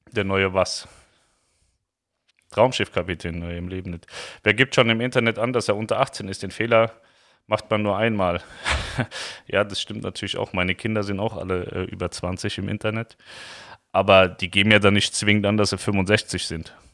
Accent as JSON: {"language": "German", "region": "Hesse", "country": "Germany", "said": "Wir kommen ja eigentlich auch aus Hessen."}